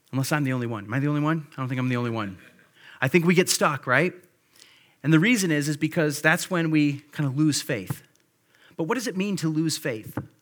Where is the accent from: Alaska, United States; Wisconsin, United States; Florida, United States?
Wisconsin, United States; Monroe; also born or lived in Grand Rapids, Michigan; I was born in Grand Rapids, Michigan. I grew up in Monroe, Wisconsin. So I consider Monroe my hometown.